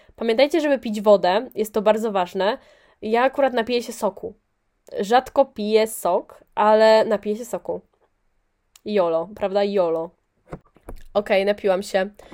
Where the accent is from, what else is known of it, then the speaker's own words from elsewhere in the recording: near Poznań, Greater Poland, Poland; ja jestem spod Poznania.